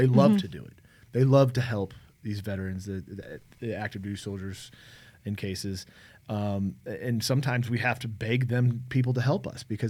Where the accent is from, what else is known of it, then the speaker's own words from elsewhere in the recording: Omaha, Nebraska, United States; I'm originally from Omaha, Nebraska.